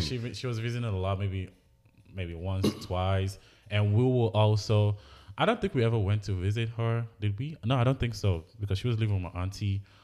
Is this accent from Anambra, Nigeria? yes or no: yes; Anambra, Nigeria; now in United States; I grew up in Anambra with my grandmother